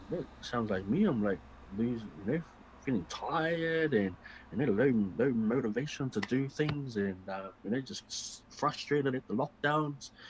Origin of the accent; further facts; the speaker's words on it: New Zealand; as Kiwi, as Māori, as Pacifica, as New Zealanders